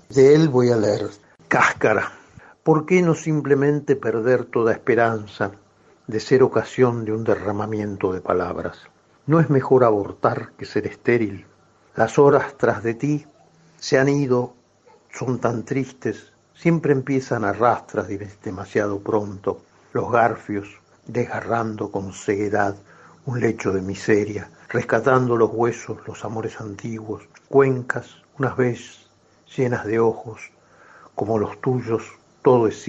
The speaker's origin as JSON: {"language": "Spanish", "region": "Buenos Aires", "country": "Argentina", "said": "yo soy porteño."}